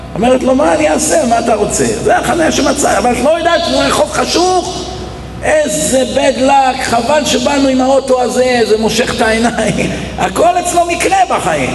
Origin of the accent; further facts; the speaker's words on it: Israel; הייתי ילד במדינה שגדלנו פה